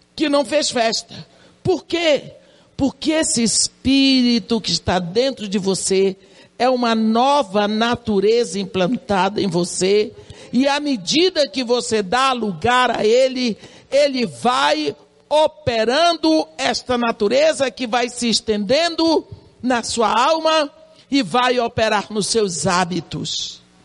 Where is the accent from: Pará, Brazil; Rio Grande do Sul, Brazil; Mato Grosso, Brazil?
Pará, Brazil; banks of the Tapajós river; Eu sou da beira do rio, Tapajós